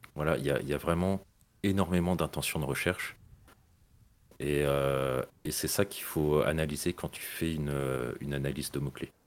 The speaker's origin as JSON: {"language": "French", "region": "Brittany", "country": "France", "said": "je suis breton"}